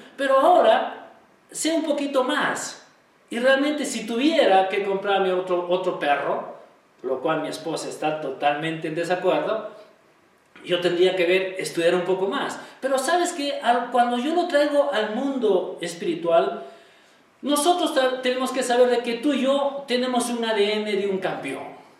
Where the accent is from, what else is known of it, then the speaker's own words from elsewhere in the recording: Peru; todos nosotros como peruanos